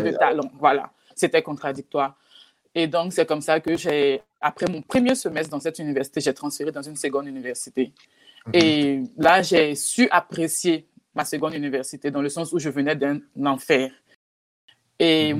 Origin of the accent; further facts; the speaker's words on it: Côte d’Ivoire; moved away; also born or lived in Texas / Oklahoma; chez nous en Côte d'Ivoire